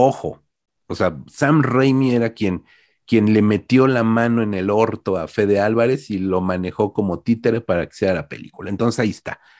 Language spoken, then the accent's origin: Spanish; Uruguay; yo soy uruguayo, yo no entiendo lo que es Texas